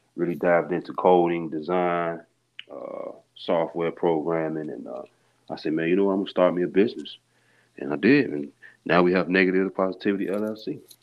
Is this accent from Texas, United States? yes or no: no; Harvey, Illinois, United States; also born or lived in Chicago; born in Chicago, I was raised in Harvey, Illinois